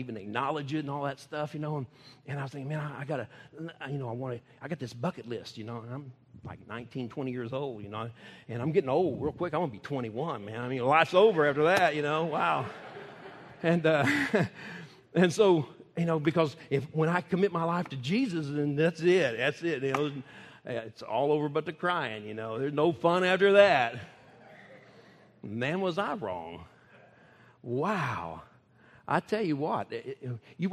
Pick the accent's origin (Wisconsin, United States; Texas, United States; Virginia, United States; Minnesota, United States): Texas, United States; I never say I'm from the United States. I tell them I'm from Texas